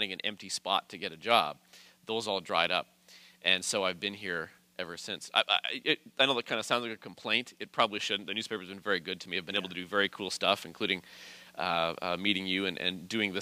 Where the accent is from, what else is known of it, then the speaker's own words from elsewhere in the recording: Calgary, Alberta, Canada; moved away as an adult; also born or lived in St. Catharines, Ontario; now in Niagara, Canada; I started in Calgary, which is my hometown, in 1997